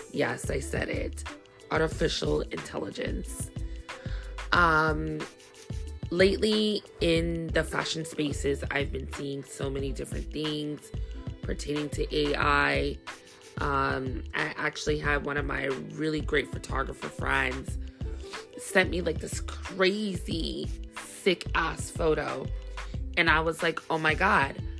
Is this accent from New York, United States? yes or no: yes; New York City, New York, United States; I'm from Brooklyn